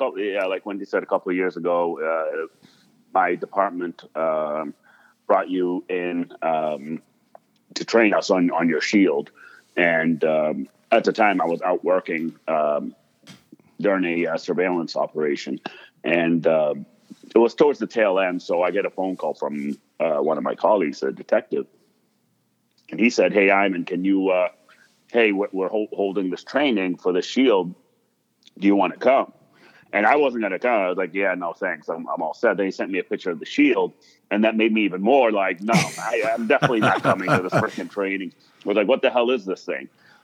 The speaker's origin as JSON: {"language": "English", "country": "United States", "tie": "born or raised there", "also_born_or_lived": "Monrovia, Liberia / Lebanon", "said": "I grew up in America"}